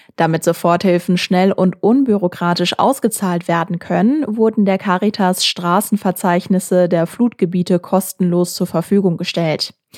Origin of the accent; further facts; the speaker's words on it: Essen, North Rhine-Westphalia, Germany; in meiner Heimatstadt Essen